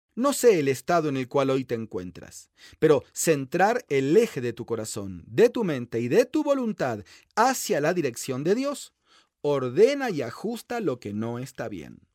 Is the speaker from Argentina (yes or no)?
yes; Argentina; En mi país, Argentina